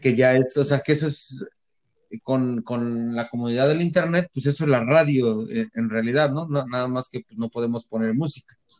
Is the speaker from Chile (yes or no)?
no; Mexico; now in United States; sí somos mayoría mexicanos